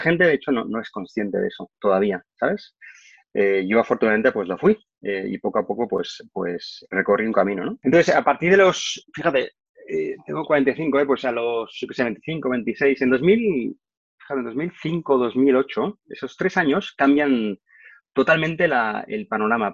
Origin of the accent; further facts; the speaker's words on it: Barcelona, Catalonia, Spain; also born or lived in Madrid; yo soy de Barcelona